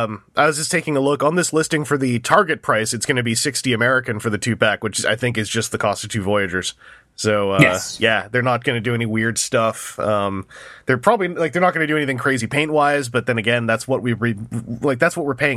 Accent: Canada; I might pick it up if it's not hard to get as a Canadian.

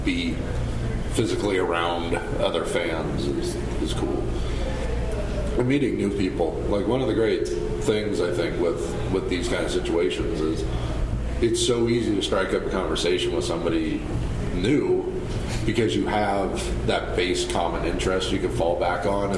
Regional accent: Northern California, United States; from Northern California

